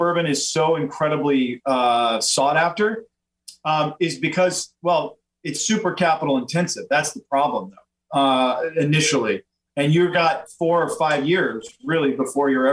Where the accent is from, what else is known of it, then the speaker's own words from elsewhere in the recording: Louisiana, United States; I'm from Louisiana